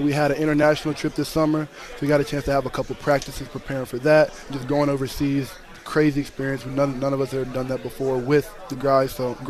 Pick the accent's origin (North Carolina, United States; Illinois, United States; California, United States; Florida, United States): North Carolina, United States; moved away as an adult; now in Virginia, United States; growing up in North Carolina. You're in the middle of ACC country